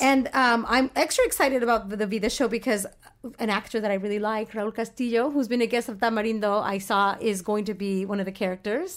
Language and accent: English; Orange County, California, United States; I grew up in Orange County